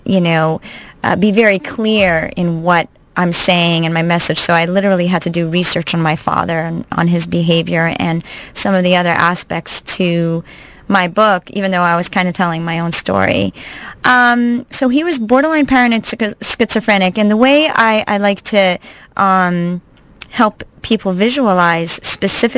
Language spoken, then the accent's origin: English; Montreal, Quebec, Canada; moved away as an adult; also born or lived in New York City, United States / New Jersey, United States; I'm actually originally from Montreal, Canada. I grew up there